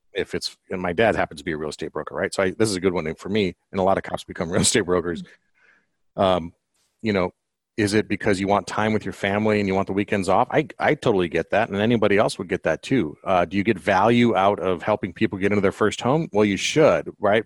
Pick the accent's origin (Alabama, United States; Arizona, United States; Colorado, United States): Colorado, United States; moved away; I'm from Colorado originally